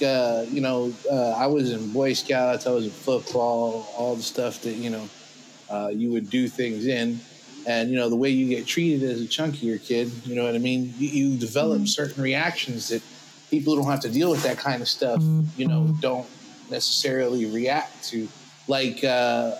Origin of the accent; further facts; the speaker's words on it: New York, United States; I'm a New Yorker